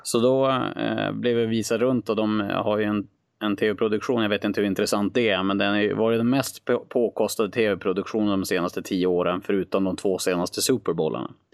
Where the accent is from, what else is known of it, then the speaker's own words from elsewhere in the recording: Skellefteå, Västerbotten County, Sweden; jag är från Skellefteå i grund och botten